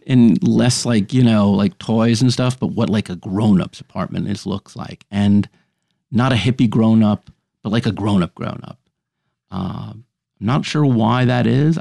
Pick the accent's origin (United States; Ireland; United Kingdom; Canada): United States; New York City, New York; I grew up on the Upper West Side of Manhattan